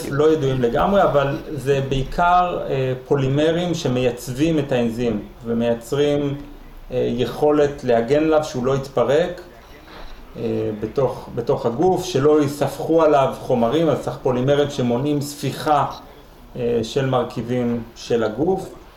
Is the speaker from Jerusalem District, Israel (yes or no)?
yes; Jerusalem, Jerusalem District, Israel; אני ירושלמי